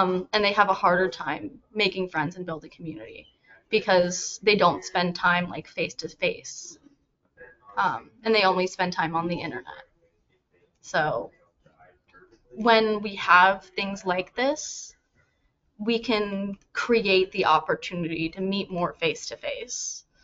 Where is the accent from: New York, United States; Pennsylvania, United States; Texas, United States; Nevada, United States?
New York, United States; also born or lived in New Jersey; I'm from New York.